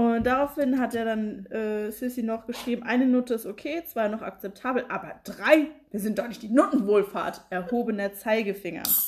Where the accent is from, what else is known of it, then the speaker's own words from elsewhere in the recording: Frankfurt, Hesse, Germany; wir sind ja aus Frankfurt